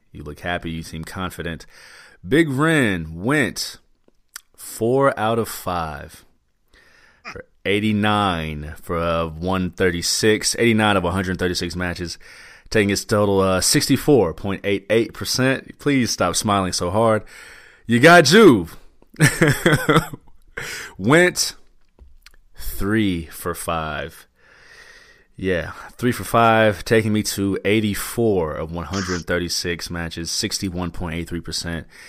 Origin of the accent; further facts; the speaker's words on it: Midwest, United States; I'm from the Midwest.